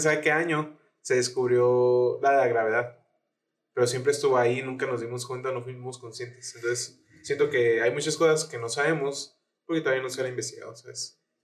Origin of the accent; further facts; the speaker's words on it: Mexico; siendo mexicano